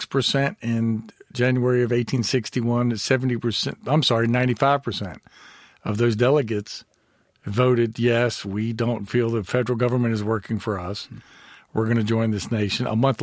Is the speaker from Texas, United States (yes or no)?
no; Winchester, Virginia, United States; No, I was not homeschooled. Okay. It was Winchester Public Schools forever, and then Lynchburg College in South Central Virginia for my bachelor's degree.